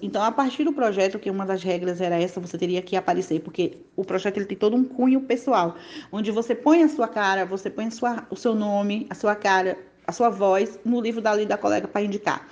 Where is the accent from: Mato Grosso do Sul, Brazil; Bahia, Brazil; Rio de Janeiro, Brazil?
Bahia, Brazil; Juazeiro; Eu sou baiana da cidade de Juazeiro.